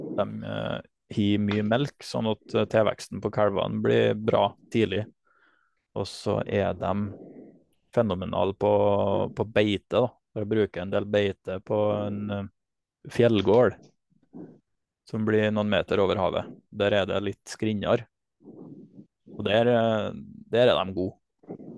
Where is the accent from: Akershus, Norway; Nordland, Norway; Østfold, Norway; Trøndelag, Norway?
Trøndelag, Norway; Namdalseid; jeg kommer fra Namdalseid og bor nå på heimgården min, som jeg har tatt over i lag med familien min